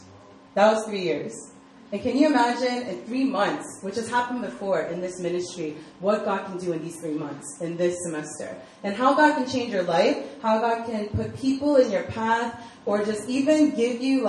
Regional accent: Virginia, United States; moved away as an adult; also born or lived in Maryland, United States; now in South Korea; I grew up in Virginia.

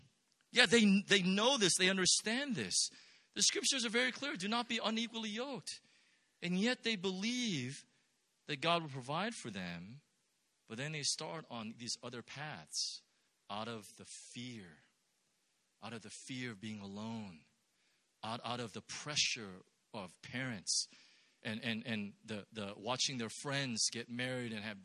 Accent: Irvine, California, United States; I'm from the Los Angeles area. I'm actually from Orange County, and I grew up in Irvine

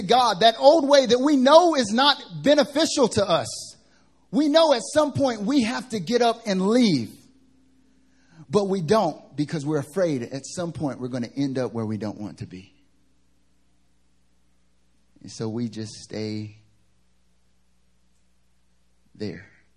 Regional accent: the South, United States; now in Seoul, South Korea; I'm from the South, but it's not that Southern

